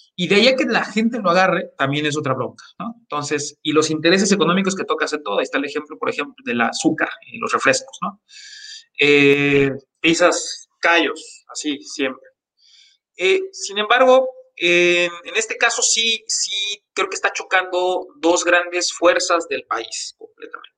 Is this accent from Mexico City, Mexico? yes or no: no; Jojutla, Morelos, Mexico; el municipio en el que yo nací, que es Cojutla